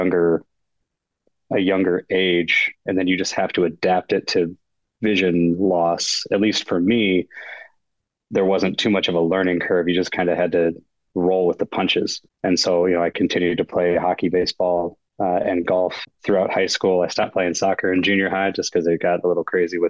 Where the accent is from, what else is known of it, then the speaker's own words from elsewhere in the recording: Battle Creek, Michigan, United States; also born or lived in Kalamazoo, Michigan; born and raised in Battle Creek, Michigan, so kind of southwest corner of the Lower Peninsula